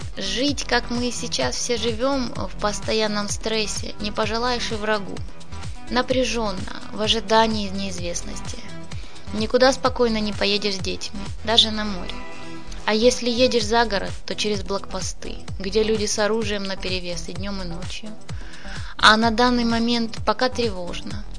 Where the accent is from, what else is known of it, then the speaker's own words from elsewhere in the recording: Zaporizhzhia, Zaporizhzhia Oblast, Ukraine; moved away as an adult; now in Mariupol, Ukraine; Я не отсюда родом, я из Запорожья. В Мариуполе живу уже 48 лет